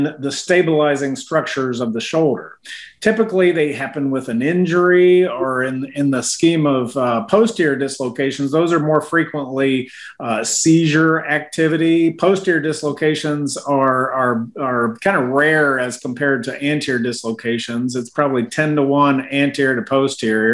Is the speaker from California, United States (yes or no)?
no; Washington, District of Columbia, United States; now in Knoxville, United States; I grew up in Washington, D.C.